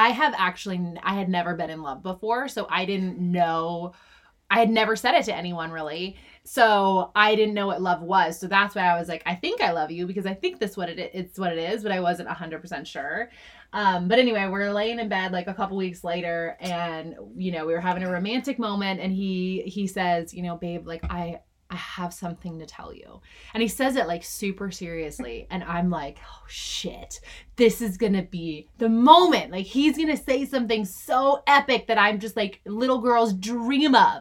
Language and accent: English; Washington, District of Columbia, United States; moved away as an adult; also born or lived in San Francisco / Chicago / Louisville; now in Omaha, United States; I am from Washington, D.C. Grew up, born and raised in D.C.